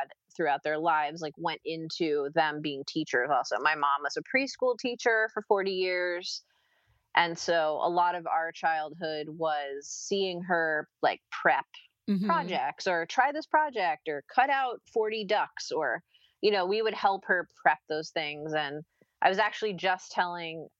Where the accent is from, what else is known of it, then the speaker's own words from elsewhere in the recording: Princeton, New Jersey, United States; growing up in Princeton, New Jersey, my parents were both from West Virginia